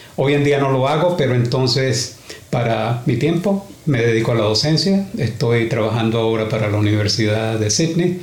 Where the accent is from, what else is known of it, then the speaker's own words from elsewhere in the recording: Venezuela; now in Australia; venezolano, para empezar. Uh. Y llegué a Australia en 1986.